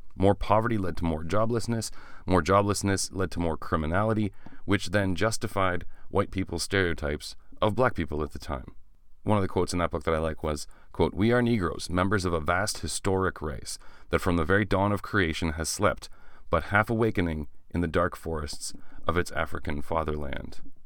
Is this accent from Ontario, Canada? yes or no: yes; small town Ontario, Canada; I am Canadian who has taken, uh, French in school all the way from grade four until grade thirteen, back when there was a grade thirteen